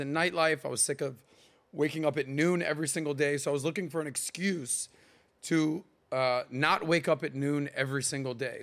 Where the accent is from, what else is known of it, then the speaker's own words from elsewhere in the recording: Miami, Florida, United States; I am from Miami